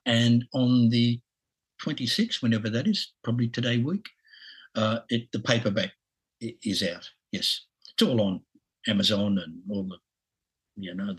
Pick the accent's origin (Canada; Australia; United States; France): Australia; accent: Aussie; my Aussie accent